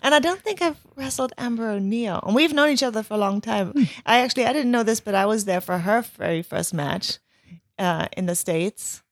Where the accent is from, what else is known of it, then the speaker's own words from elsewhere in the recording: Germany; moved away; growing up in Germany